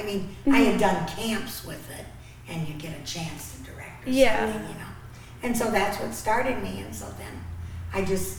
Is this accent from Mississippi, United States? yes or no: no; Quincy, Illinois, United States; I'm from Quincy, Illinois.